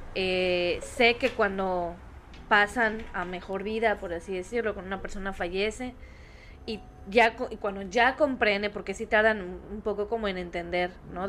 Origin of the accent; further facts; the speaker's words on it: Yucatán, Mexico; soy yucateca